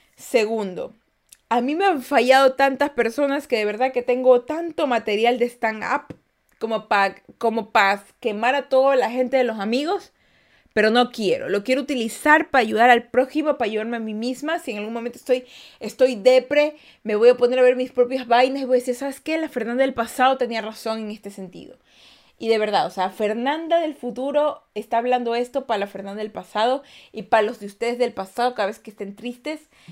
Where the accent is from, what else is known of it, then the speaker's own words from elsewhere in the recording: Guayaquil, Guayas, Ecuador; yo soy de Guayaquil, Ecuador